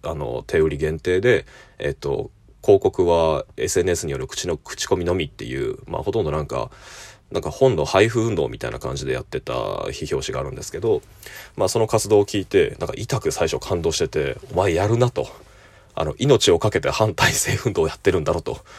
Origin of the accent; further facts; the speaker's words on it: Fukuoka, Japan; now in Kyoto, Japan; 友人の、えー、同郷の出身、ま あ、二人とも、えー、博多、福岡の出身